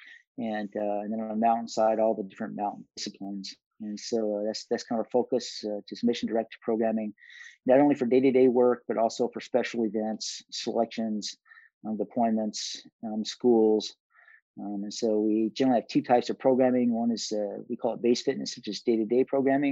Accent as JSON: {"language": "English", "town": "Pinedale", "region": "Wyoming", "country": "United States", "tie": "born or raised there", "said": "I grew up in a town called Pinedale"}